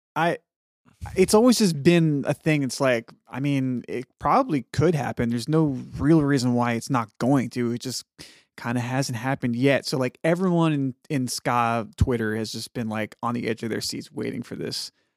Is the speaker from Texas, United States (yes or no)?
yes; Dallas, Texas, United States; moved away; D F W homies, which was, you know, my hometown for a long time